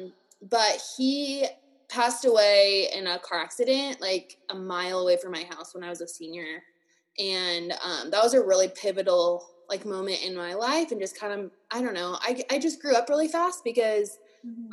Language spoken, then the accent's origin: English; Reno, Nevada, United States; hometown's just Reno, Nevada.